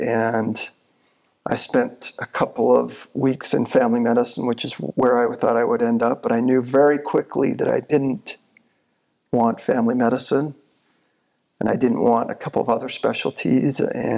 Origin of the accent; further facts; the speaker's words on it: Michigan, United States; So when I came from Michigan, went to the UVU for a year, and then I went to University of Utah.